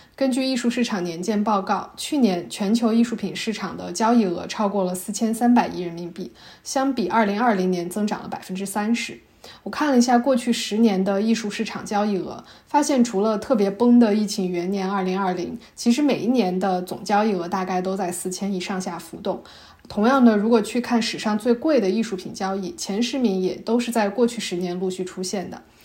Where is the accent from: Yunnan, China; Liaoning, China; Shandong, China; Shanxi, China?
Shanxi, China; 我的老家山西